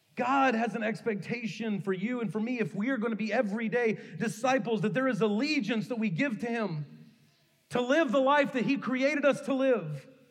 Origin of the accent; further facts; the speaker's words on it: Kentucky, United States; the church I grew up in in Kentucky